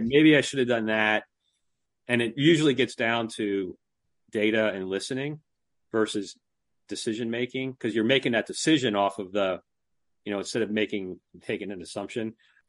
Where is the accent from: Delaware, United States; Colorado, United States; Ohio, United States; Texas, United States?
Delaware, United States; moved away